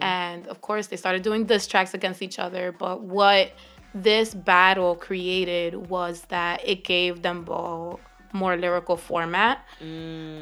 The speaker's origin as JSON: {"language": "English", "town": "Philadelphia", "region": "Pennsylvania", "country": "United States", "tie": "born or raised there", "said": "growing up in Philly"}